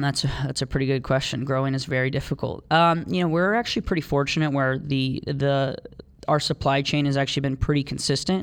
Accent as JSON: {"language": "English", "town": "Oakwood", "region": "Ohio", "country": "United States", "tie": "born or raised there", "also_born_or_lived": "Columbus, Ohio", "said": "Dayton, where we're from. Um, we grew up in Oakwood"}